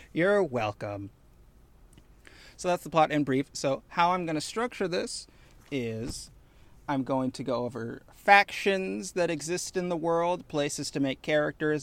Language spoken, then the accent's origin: English; Chicago, Midwest, United States; I am, in fact, from the Midwest. I claim Chicago